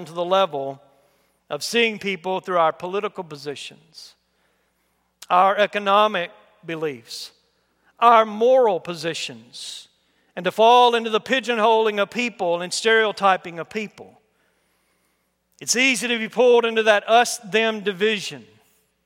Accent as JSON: {"language": "English", "country": "United States", "tie": "born or raised there", "said": "I'm an American born here by God's will"}